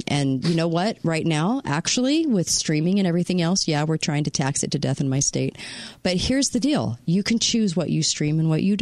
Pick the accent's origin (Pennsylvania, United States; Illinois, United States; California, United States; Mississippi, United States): California, United States; moved away; My home state.